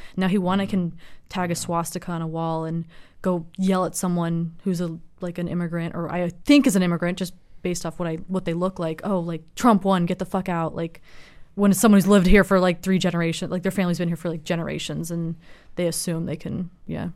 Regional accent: Los Angeles, California, United States; also born or lived in San Francisco; I'm from Los Angeles, but I go to school in San Francisco

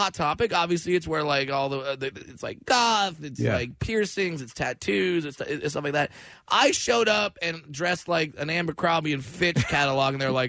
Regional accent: Orange County, California, United States; Grew up in Orange County, California.

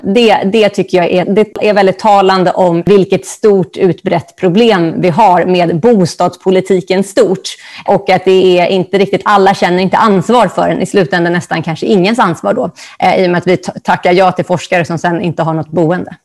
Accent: Stockholm, Stockholm County, Sweden; Jag är ju från Stockholm och började på juristlinjen

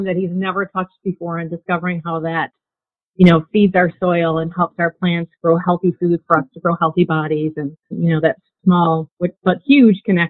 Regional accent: Buffalo, New York, United States; I grew up in Buffalo and, you know, in a neighborhood of small backyards.

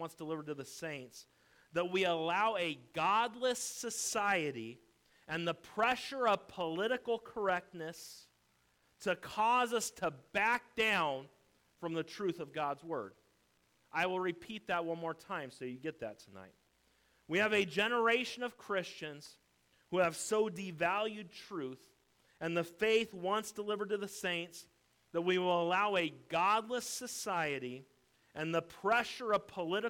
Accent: United States; I'm an American through and through.

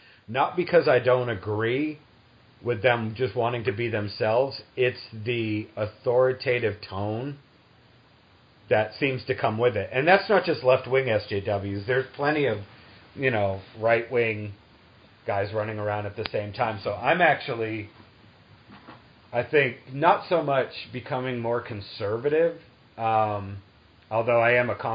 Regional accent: New England, United States; moved away; also born or lived in the South; I grew up in New England and, you know, moved to the South

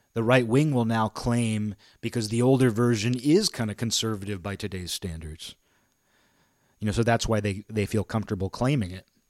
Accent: near Seattle, Washington, United States; also born or lived in Olympia, Washington; I live in Olympia, Washington. I grew up near Seattle.

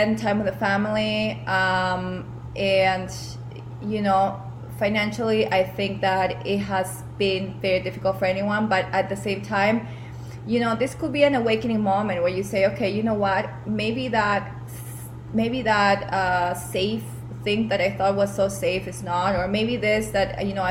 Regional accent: Peru; moved away as an adult; Some of you know I am originally from Peru. I grew up there. I went to university there as well

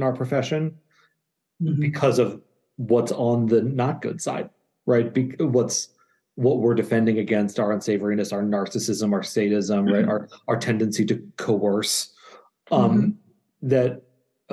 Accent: Cambridge, Massachusetts, United States; I grew up in Cambridge, Massachusetts, like literally trick-or-treating at analysts' houses

